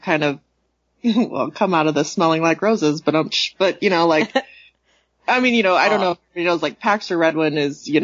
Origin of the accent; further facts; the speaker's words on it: United States; as an American